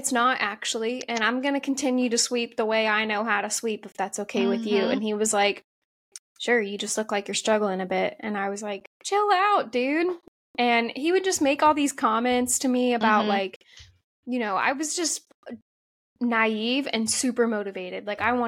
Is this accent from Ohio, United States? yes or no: yes; Ohio, United States; I grew up in Ohio